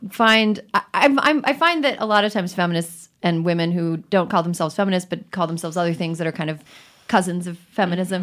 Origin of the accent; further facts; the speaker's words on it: Wisconsin, United States; I am from Wisconsin. We do churn our own butter there.